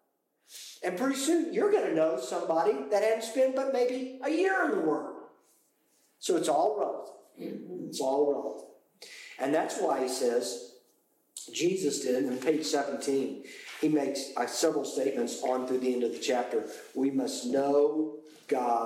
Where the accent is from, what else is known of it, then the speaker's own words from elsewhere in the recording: United Kingdom; I am British.